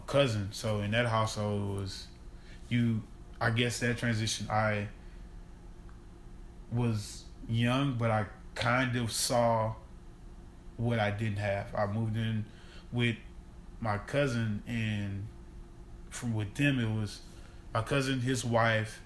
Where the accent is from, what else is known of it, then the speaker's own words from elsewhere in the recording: Baton Rouge, Louisiana, United States; also born or lived in Shreveport, Louisiana / Ruston, Louisiana / Anaheim, California / Fullerton, California; now in Dallas, United States; I'm from Baton Rouge, East Baton Rouge Parish